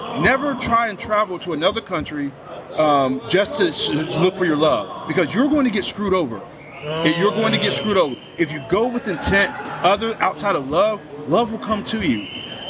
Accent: Dallas, Texas, United States; up in my hometown, at one point in the Dallas area

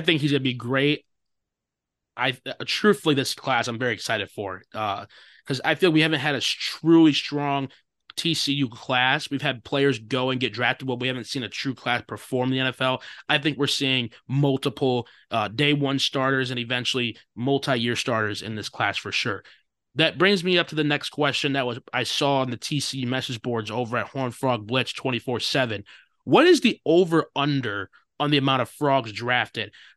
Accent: Chicago, Illinois, United States; my hometown Chicago Bears

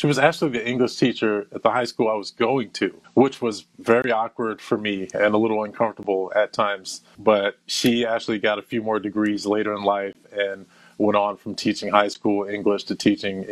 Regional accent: Flower Hill, Maryland, United States; also born or lived in Midwest / Saudi Arabia; I was raised in Flower Hill, Maryland, which pretty much shaped who I am

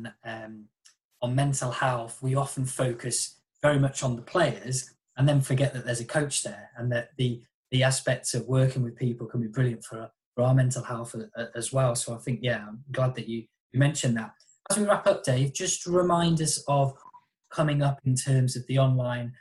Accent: Warwickshire, West Midlands, United Kingdom; As a kid growing up in Warwickshire

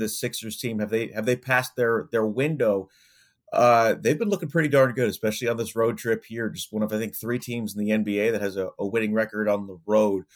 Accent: New York, United States; I grew up in New York

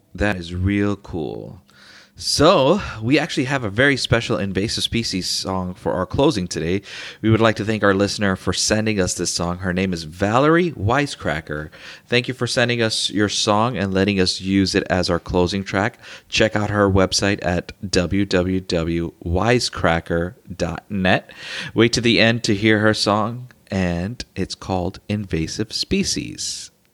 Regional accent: Chicago, Illinois, United States; now in Winter Garden, United States; I'm, I'm originally from Chicago.

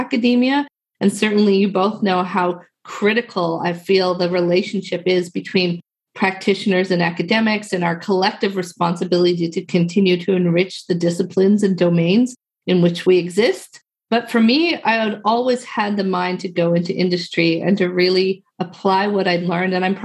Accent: Newfoundland and Labrador, Canada; I am from Newfoundland, Canada.

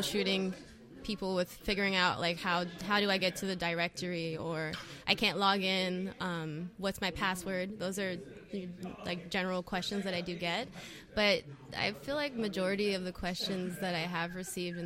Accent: North Carolina, United States; also born or lived in New Jersey / Wilmington, North Carolina; I left there when I was a kid, and I grew up in North Carolina

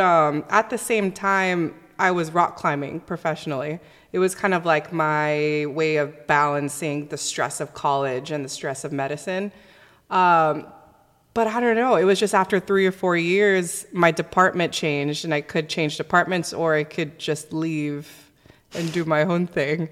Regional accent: Southern California, United States; I was born and raised here in Southern California

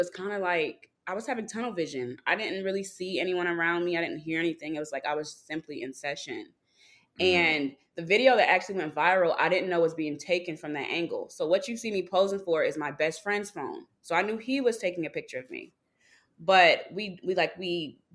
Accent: North Carolina, United States; now in Brooklyn, United States; I am based in Brooklyn, New York. I'm originally from North Carolina.

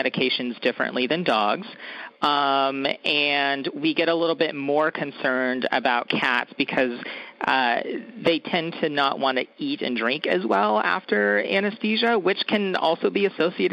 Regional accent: Woodland, California, United States; I actually took a job at a general practice in my hometown of Woodland, California

